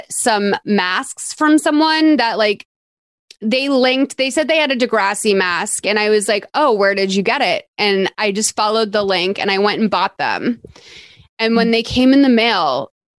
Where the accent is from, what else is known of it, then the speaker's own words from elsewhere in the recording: Massachusetts, United States; I'm from Massachusetts.